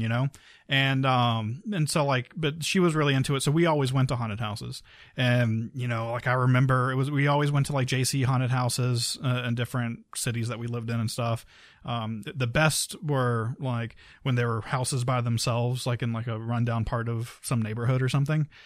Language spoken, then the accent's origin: English; Key West, Florida, United States; I'm from Key West